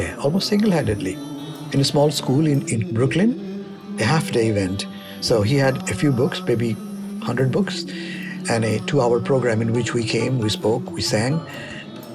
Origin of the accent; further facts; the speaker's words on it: Bangladesh; moved away as an adult; also born or lived in Russia; now in United States; I'm from Bangladesh.